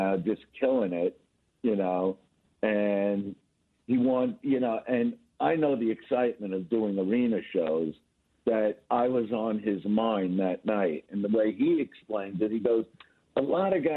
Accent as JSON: {"language": "English", "town": "New York City", "region": "New York", "country": "United States", "moved": "as an adult", "lives_now": "Los Angeles, United States", "said": "I'm in Manhattan now. I'm from Brooklyn"}